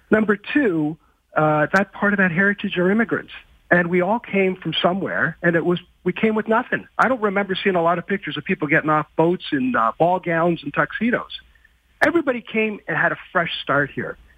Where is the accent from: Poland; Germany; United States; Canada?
Canada; we're all Canadian.